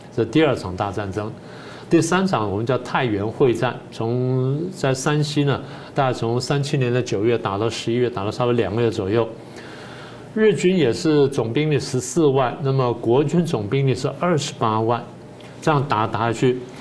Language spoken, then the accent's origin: Chinese; Taiwan; 我父母亲就这样嗯。因为颠沛流离，然后离开了家乡之后来到台湾，然后，呃，这个我在这边成长了